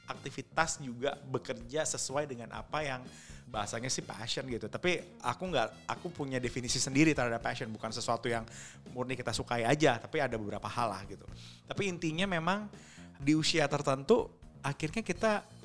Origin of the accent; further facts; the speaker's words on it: Java, Indonesia; Orang saya orang Jawa, sendiri. Jawa KW.